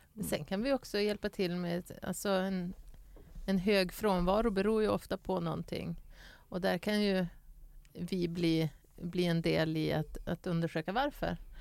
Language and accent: Swedish; Skellefteå, Västerbotten County, Sweden; moved away; jag kommer från Skellefteå